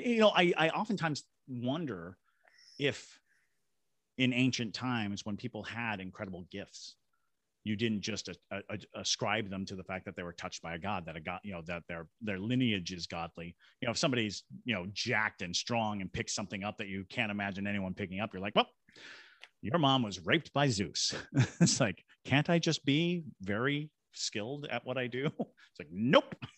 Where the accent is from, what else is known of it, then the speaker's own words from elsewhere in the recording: Shirley, Massachusetts, United States; also born or lived in Fort Devens, Massachusetts; now in Savannah, United States; I was born in Shirley, Massachusetts